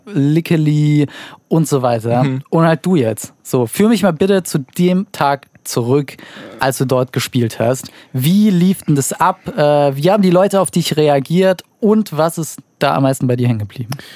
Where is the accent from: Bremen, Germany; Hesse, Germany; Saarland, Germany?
Saarland, Germany; ich komme aus dem Saarland